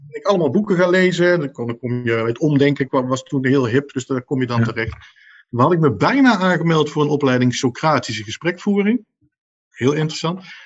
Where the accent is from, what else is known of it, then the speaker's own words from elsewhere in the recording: Nijmegen, Gelderland, Netherlands; ik kom uit Nijmegen